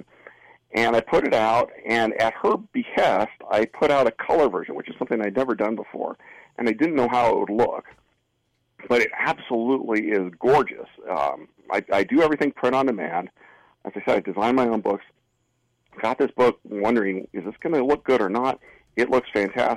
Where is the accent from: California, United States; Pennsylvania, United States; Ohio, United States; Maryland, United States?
California, United States; Fresno; moved away as an adult; also born or lived in San Luis Obispo; I had moved to San Luis Obispo from my hometown, Fresno, and I was missing Fresno